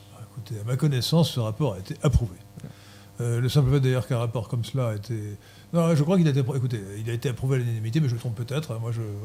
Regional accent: France; Nous sommes des Français et la langue française fait partie de notre identité

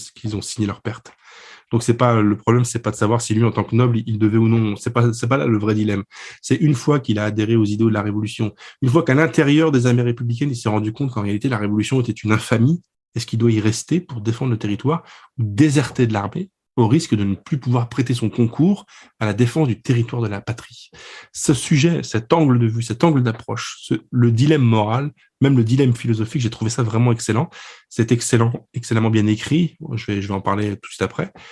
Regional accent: France; je suis français

